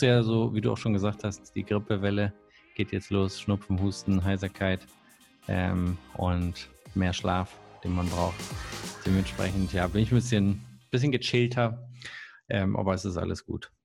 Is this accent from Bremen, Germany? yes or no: yes; Bremen, Germany; ich komme ja aus der Nähe von Bremen und meine Klassenkameraden, die hatten zum Teil wirklich einen langen Weg aus Worpswede ähm, zu unserer Schule